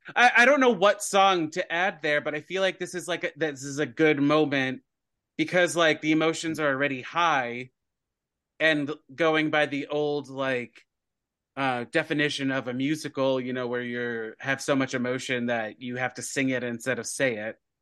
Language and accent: English; United States; we're American